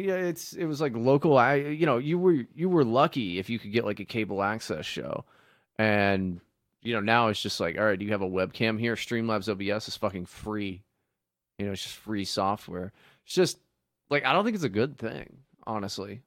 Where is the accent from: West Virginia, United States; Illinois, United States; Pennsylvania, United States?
West Virginia, United States; when I was growing up in West Virginia